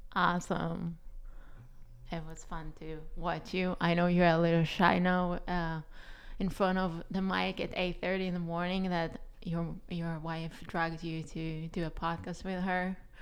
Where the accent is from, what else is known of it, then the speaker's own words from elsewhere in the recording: Israel; first language Hebrew; English is a second language; moved away as an adult; also born or lived in New York City; I'm originally from Israel, and I came to study acting in New York City was my dream when I came there at twenty-two